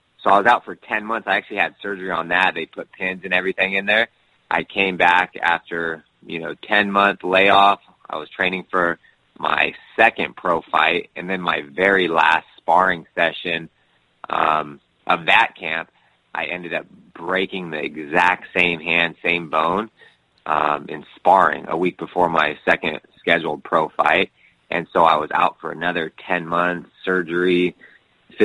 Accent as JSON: {"language": "English", "town": "Sacramento", "region": "California", "country": "United States", "said": "I'm from Sacramento, grew up wrestling"}